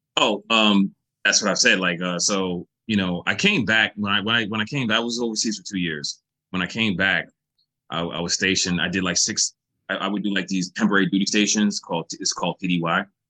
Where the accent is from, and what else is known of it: United States